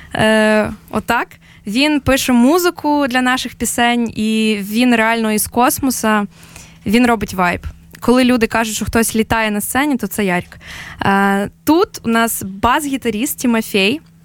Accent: Ukraine; ми з України

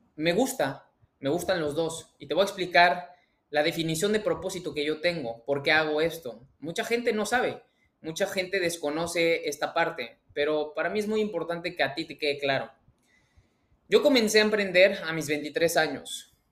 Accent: Mexico; mexicano, emprendedor y empresario

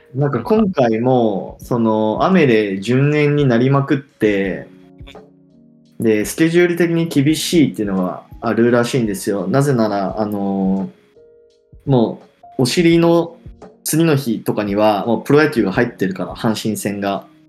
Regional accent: Hiroshima, Japan; 広島、地元

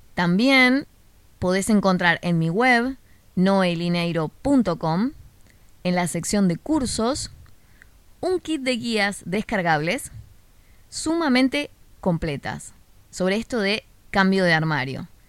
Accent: Buenos Aires, Argentina; de Argentina, en el de Buenos Aires específicamente, de donde soy yo

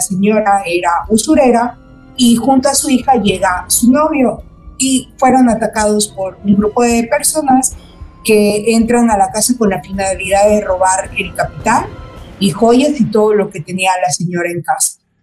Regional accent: Mérida, Yucatán, Mexico; gente que somos igual acá de Mérida, porque yo soy de Mérida

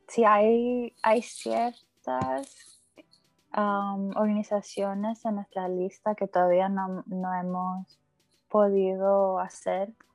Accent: Florida, United States; also born or lived in Honduras (parents); nací en la Florida

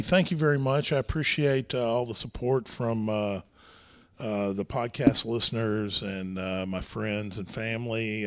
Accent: Irving, Texas, United States; we grew up in Irving, uh, Texas

